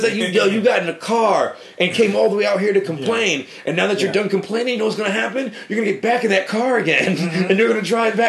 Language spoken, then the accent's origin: English; New Britain, Connecticut, United States; now in Hartford, United States; I live in Hartford, you know, but I'm from New Britain. I'm born and raised.